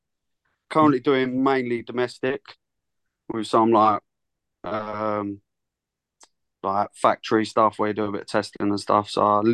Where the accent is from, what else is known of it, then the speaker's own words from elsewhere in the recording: Essex, East of England, United Kingdom; I'm from Essex.